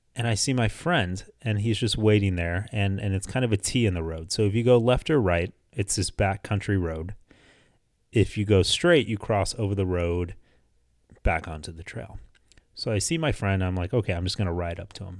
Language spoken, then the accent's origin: English; Houston, Texas, United States; now in Phoenix, United States; I grew up in Houston for the first half of my life, lived there up until two thousand four, uh, then moved here to Phoenix